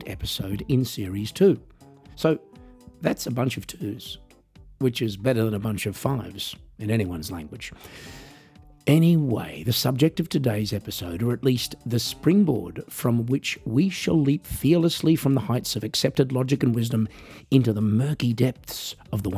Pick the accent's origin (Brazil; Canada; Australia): Australia; As an Australian